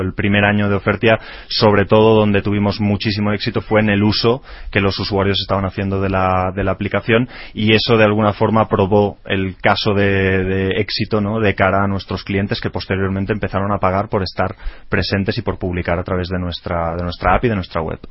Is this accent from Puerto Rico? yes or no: no; Spain; now in Mexico; nosotros que venimos de España